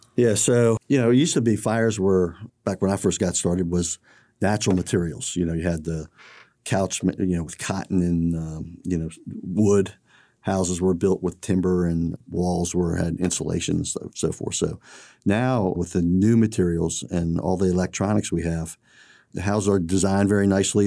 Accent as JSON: {"language": "English", "town": "College Park", "region": "Maryland", "country": "United States", "tie": "born or raised there", "said": "I grew up in College Park"}